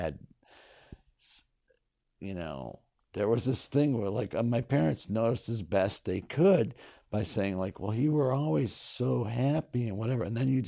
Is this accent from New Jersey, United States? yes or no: no; North Syracuse, New York, United States; also born or lived in Kingston, New York; I was born in Kingston, New York. My parents lived in Saugerties at the time. But when I was very young, we moved to Skinny Atlas, New York.